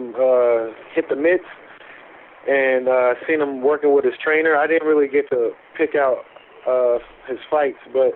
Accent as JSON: {"language": "English", "country": "United States", "said": "I'm from America"}